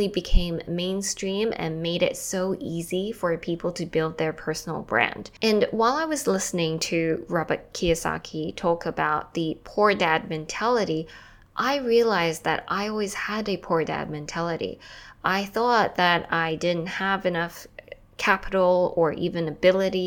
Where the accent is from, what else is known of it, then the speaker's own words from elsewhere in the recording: Australia; moved away as an adult; also born or lived in Taiwan / New York City; I'm from Taiwan and I grew up in Australia. I eventually left Australia after high school.